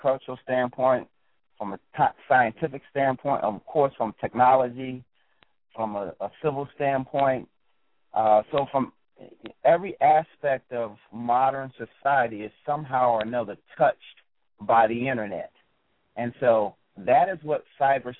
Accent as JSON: {"language": "English", "town": "Philadelphia", "region": "Pennsylvania", "country": "United States", "tie": "born or raised there", "said": "I grew up in Philadelphia, PA"}